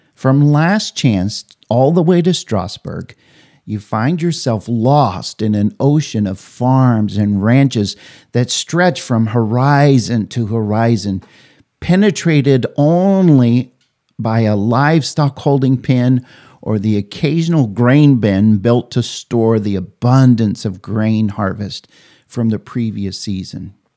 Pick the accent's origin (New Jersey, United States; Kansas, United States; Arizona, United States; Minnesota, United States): Kansas, United States; Oberlin; my hometown, Oberlin, Kansas